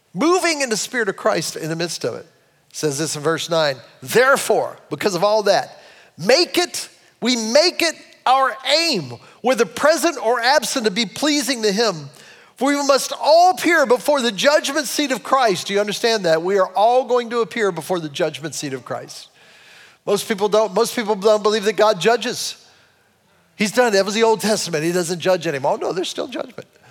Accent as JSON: {"language": "English", "town": "Cleveland", "region": "Ohio", "country": "United States", "said": "I'm a Clevelander"}